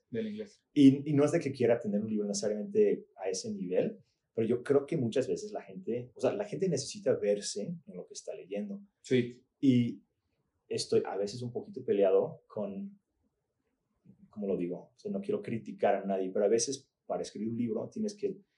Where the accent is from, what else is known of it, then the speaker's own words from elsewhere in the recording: Puebla, Mexico; moved away as an adult; also born or lived in Chalco, Mexico / Portland; Pues yo crecí mi adolescencia en Puebla y luego me fui a estudiar a Portland.